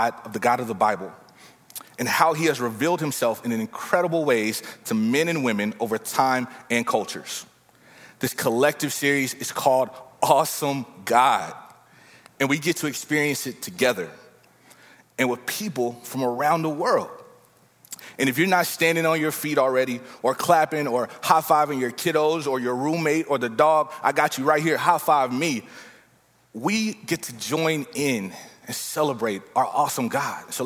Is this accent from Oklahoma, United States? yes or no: no; Texas, United States; I'm from Texas